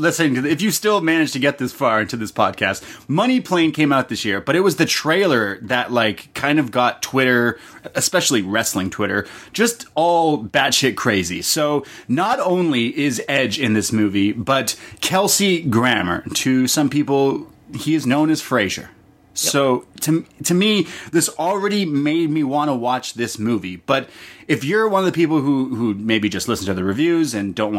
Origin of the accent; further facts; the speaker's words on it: Toronto, Ontario, Canada; I'm from Toronto, my whole life living here